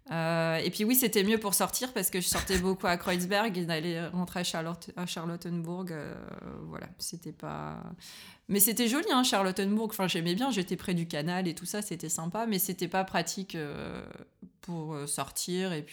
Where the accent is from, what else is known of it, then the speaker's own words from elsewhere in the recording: northern France, France; now in Berlin, Germany; Moi, je viens du nord de la France, donc si tu veux, il, fait gris toute la journée en hiver, il pleut souvent. Euh, et donc Berlin, euh, pour moi, ça va.